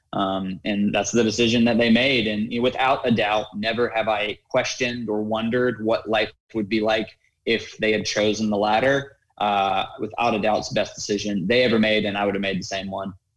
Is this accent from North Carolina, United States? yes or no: yes; Raleigh, North Carolina, United States; I grew up in Raleigh, North Carolina, going to a prestigious private school, first grade through 12th grade